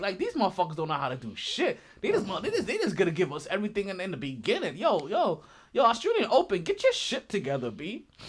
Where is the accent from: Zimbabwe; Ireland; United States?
United States; Because we're American.